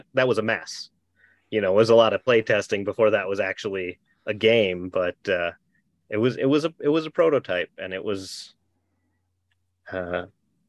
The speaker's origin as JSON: {"language": "English", "region": "Minnesota", "country": "United States", "moved": "yes", "said": "I'm from Minnesota originally"}